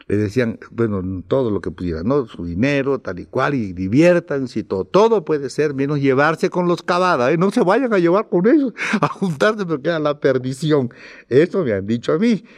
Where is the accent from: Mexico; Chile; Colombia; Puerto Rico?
Mexico; Campeche; also born or lived in Ciudad del Carmen, Mexico; mi pueblo en Campeche, en Ciudad del Carmen, porque mucha gente a mí me confunde con como carmelita